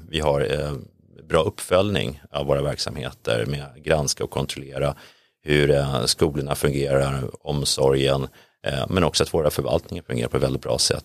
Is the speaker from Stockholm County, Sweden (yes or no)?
yes; Täby, Stockholm County, Sweden; moved away as an adult; now in Sollentuna, Sweden; Jag växte upp i Täby